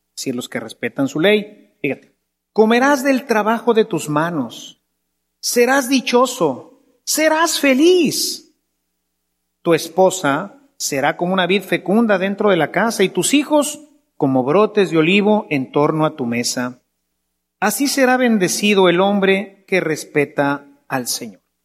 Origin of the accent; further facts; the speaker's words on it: Mexico